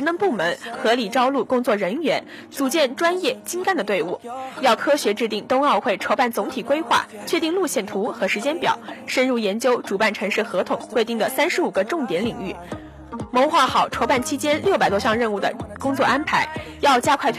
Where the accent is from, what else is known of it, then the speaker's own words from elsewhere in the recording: Hunan, China; 我是湖南人呀。